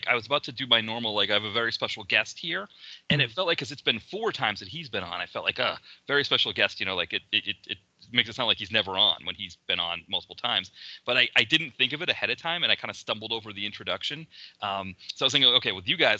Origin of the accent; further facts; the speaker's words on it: Boston, Massachusetts, United States; accent: Boston, Mass; There's my Boston, my Mass accent coming out there.